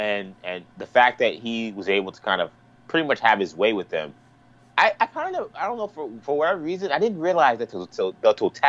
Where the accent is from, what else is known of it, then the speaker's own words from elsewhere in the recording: New York City, New York, United States; my hometown, New York City.